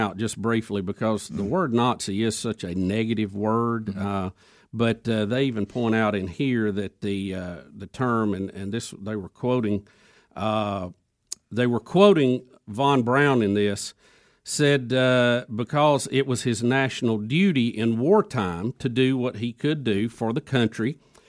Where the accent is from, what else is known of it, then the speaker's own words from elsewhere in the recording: United States; But I wouldn't want to be labeled an abortionist because I was from America.